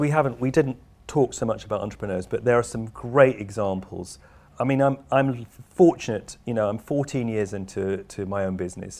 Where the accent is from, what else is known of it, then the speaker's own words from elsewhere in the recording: United Kingdom; I'm a Brit